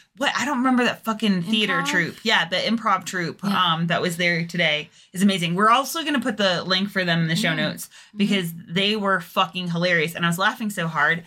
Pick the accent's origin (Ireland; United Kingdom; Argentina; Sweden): United Kingdom; England; now in United States; when I moved to the States, it was very much like you couldn't like say, oh yeah, I'm from England without people making a really big deal of it.